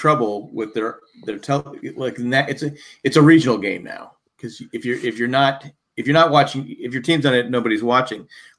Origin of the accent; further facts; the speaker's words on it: San Diego, California, United States; when I was a kid, I grew up in San Diego.